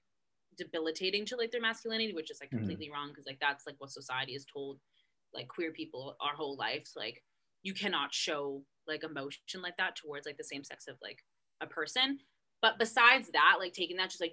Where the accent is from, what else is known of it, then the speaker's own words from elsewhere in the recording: Canada; I'm Canadian, but I'm Italian descended, so, like, obviously, like, my dad and my mom are both born in Canada